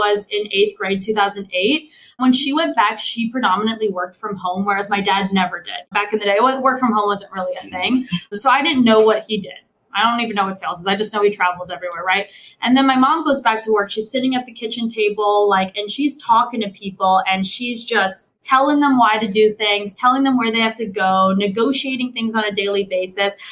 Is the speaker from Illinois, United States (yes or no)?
yes; Chicago, Illinois, United States; I grew up in Chicago.